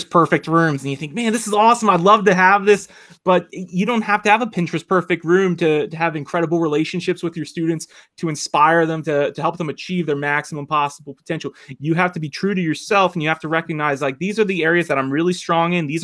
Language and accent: English; Philadelphia, Pennsylvania, United States; moved away as an adult; now in Northern Virginia, United States; I was from Philadelphia, Pennsylvania